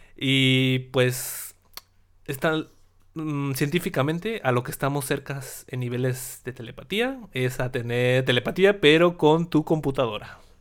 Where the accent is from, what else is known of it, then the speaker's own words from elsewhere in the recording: Mexico; nosotros los mexicanos